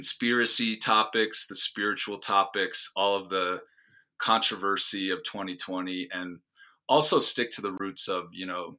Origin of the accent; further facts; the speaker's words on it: Chicago, Illinois, United States; I grew up outside of Chicago, same area as you, Alex